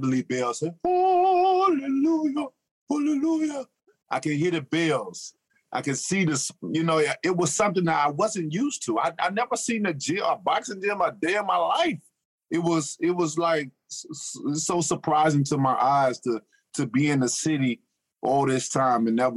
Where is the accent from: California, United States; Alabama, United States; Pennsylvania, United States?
Alabama, United States; Tuscaloosa; I grew up in Tuscaloosa, Alabama.